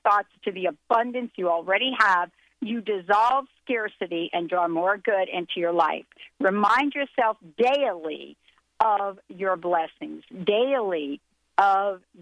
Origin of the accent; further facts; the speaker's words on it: New Jersey, United States; moved away; Linda and I grew up together in New Jersey